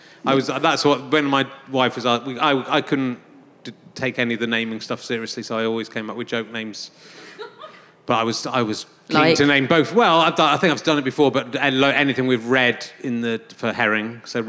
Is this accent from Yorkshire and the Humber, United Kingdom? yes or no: yes; Yorkshire and the Humber, United Kingdom; I'm from Yorkshire.